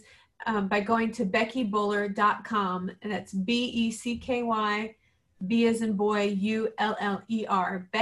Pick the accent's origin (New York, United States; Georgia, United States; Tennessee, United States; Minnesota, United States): Minnesota, United States; St. James; moved away; we'd get that from Jake's Pizza in my hometown, St. James, Minnesota.